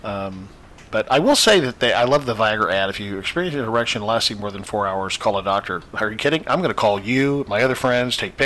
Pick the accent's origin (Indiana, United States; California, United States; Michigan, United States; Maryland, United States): Indiana, United States; now in Florida, United States; I'm from the Midwest originally